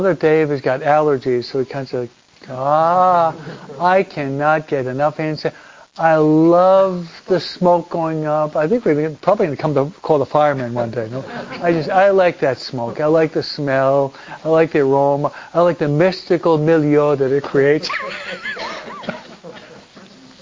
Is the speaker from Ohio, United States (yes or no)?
no; Michigan, United States; also born or lived in New York; we're from Michigan